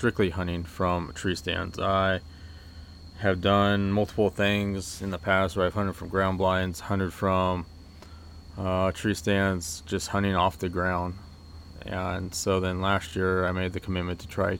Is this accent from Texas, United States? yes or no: no; Oregon, United States; I grew up in Oregon, started hunting when I was 12